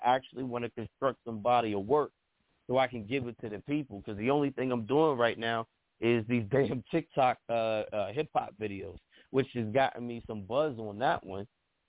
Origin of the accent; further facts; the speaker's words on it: East Coast, United States; I'm from the East Coast, and every time I hear, you know, a West Coast artist, I'm throwing up the dubs.